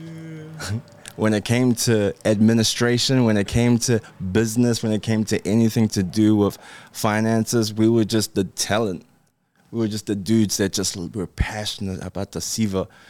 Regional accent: Auckland, New Zealand; also born or lived in Japan; I'm from New Zealand

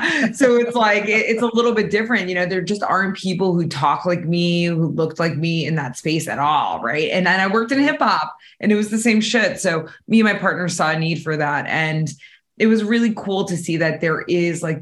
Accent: New Jersey, United States; I'm from Jersey

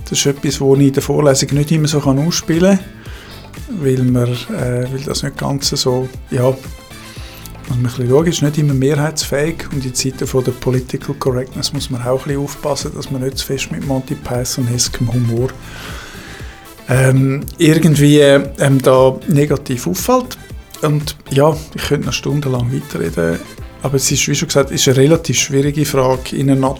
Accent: Zurich, Switzerland; born there; Ich bin 59 gebürtiger Zürcher mit Ostschweizer Wurzeln im St. Galler Rital und am Bodensee.

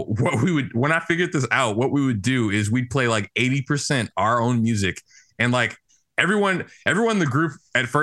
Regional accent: St. Louis, Missouri, United States; I grew up in St. Louis, Missouri

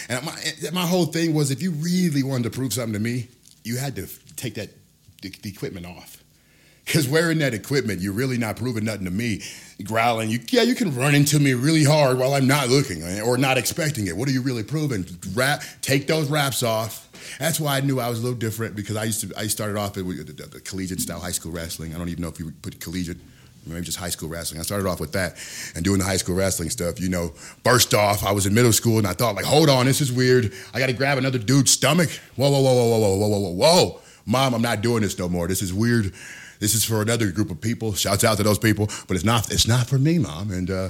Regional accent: Milwaukee, Wisconsin, United States; I came here from Milwaukee, Wisconsin, man.

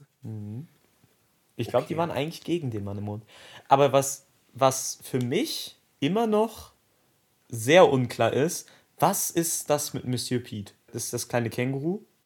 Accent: Dortmund, North Rhine-Westphalia, Germany; wir kommen beide aus Dortmund

